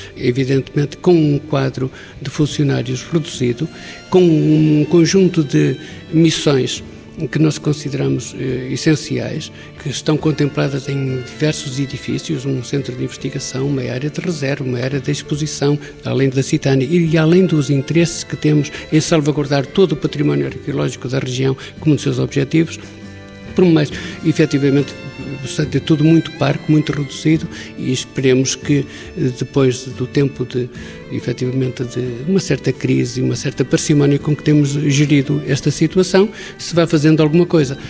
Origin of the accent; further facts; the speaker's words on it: Sanfins, Portugal; eu nasci em São Fins, a minha avó nasceu nesta casa, no museu